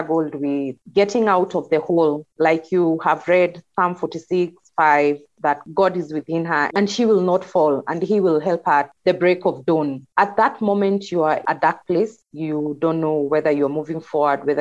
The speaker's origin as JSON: {"language": "English", "area": "Kikuyu", "region": "Central Kenya", "country": "Kenya", "said": "I was from the Kikuyu."}